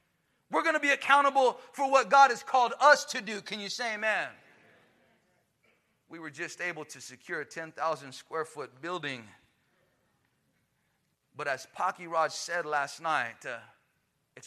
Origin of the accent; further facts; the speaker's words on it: Chandler, Arizona, United States; I'm a Mexican from Chandler